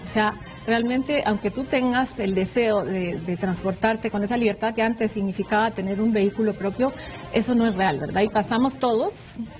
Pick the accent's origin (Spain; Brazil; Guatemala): Guatemala; todos somos guatemaltecos